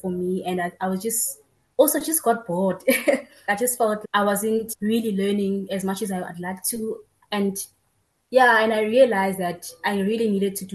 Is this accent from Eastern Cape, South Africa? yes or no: no; Tembisa, Gauteng, South Africa; I was born and bred in Tembisa